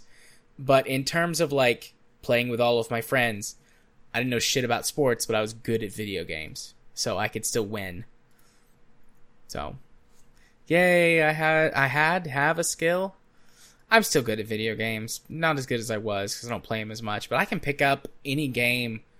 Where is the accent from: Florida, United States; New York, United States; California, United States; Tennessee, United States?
Tennessee, United States; I'm from Tennessee.